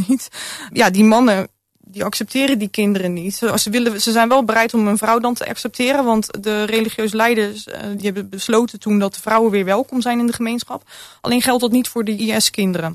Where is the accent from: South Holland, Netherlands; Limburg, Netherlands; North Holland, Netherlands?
South Holland, Netherlands; Rotterdam; born or raised there